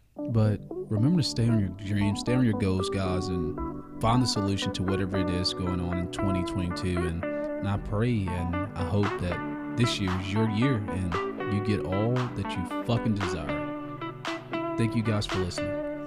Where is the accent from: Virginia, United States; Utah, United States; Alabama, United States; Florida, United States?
Alabama, United States; I am from Alabama